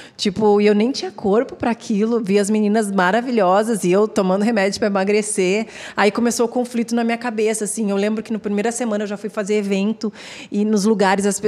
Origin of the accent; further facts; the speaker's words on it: Porto Alegre, Rio Grande do Sul, Brazil; moved away as an adult; now in São Paulo, Brazil; eu sou gaúcha, né? Então eu vivi até os meus 26 anos em Porto Alegre